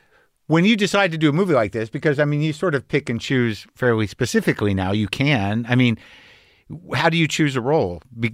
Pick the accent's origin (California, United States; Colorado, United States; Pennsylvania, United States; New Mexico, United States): New Mexico, United States; Albuquerque; moved away; I grew up in Albuquerque.